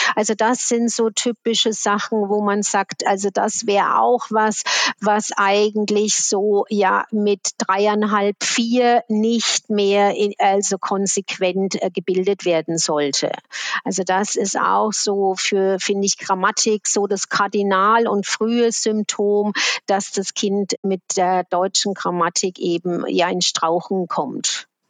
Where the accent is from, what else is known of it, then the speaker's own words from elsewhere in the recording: Switzerland; bei uns in der Schweiz